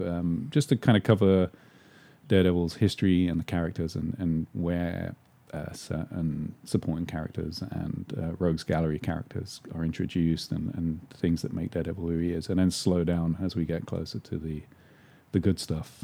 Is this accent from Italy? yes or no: no; London, United Kingdom; moved away as an adult; also born or lived in England; now in Los Angeles, United States; I was born in London